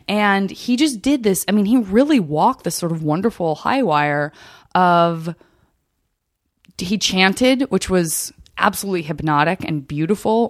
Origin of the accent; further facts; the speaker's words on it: Arizona, United States; I'm from Arizona